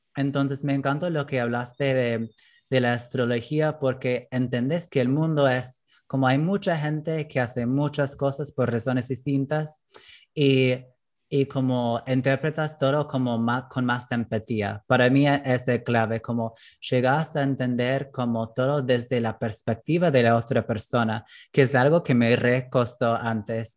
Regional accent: United States; Spanish is a second language; moved away as an adult; now in Argentina; la cultura en que crecí en Estados Unidos

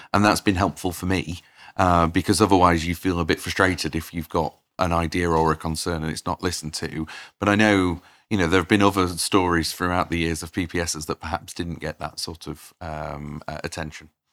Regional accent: Doncaster, Yorkshire and the Humber, United Kingdom; I grew up in Doncaster

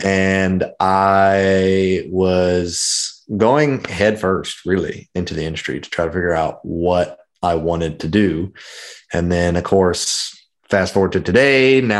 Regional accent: Memphis, Tennessee, United States; You could say I'm from Memphis, Tennessee. I tell everyone I'm from Memphis, Tennessee, but my dad was in the Navy for 30 years. So I am a Navy brat. We moved quite a bit, but we stayed in Memphis the longest.

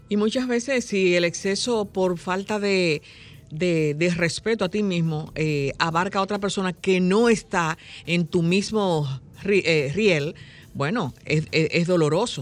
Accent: Dominican Republic; como muchos dominicanos, somos muy creativos

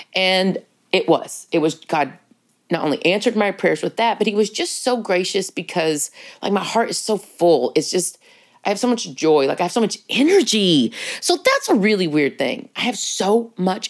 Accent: Texas, United States; being a Texan

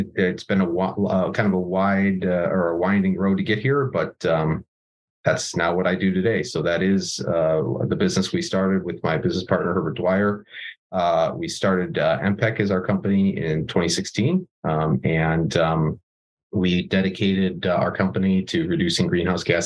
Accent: Buffalo, New York, United States; I was born in Buffalo, New York, which is we're probably best known for snow and chicken wings

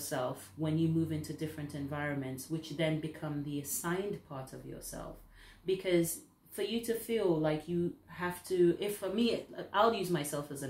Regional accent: St. Lucia; now in United Kingdom; being somebody who is not from the UK, I'm from the Caribbean originally, St. Lucia

